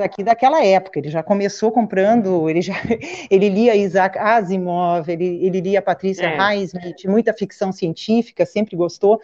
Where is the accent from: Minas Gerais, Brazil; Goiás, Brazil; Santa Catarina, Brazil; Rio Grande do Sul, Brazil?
Rio Grande do Sul, Brazil; moved away as an adult; also born or lived in São Paulo; now in Porto Alegre, Brazil; Eu sou gaúcha